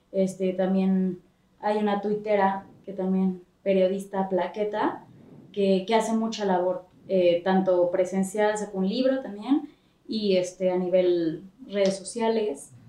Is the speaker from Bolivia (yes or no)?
no; Mexico; Somos mexicanos, somos así, cotorreamos.